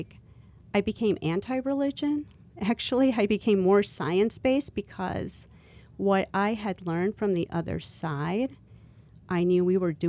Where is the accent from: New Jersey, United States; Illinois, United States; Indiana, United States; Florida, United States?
Illinois, United States; Elgin; I grew up in Elgin, Illinois